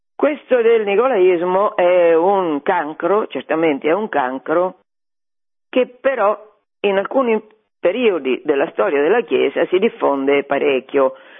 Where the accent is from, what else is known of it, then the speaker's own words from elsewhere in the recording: Fabriano, Marche, Italy; io sono nata a Fabriano e questi monti, Cucco e Catria, li vedo costantemente perché fanno parte del panorama cittadino